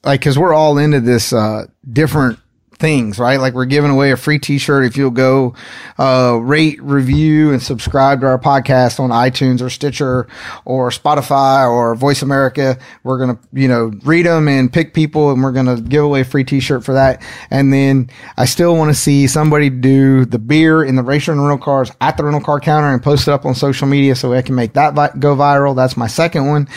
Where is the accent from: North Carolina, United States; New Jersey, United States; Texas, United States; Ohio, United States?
North Carolina, United States; Henderson; not too far from where I grew up there in Henderson, North Carolina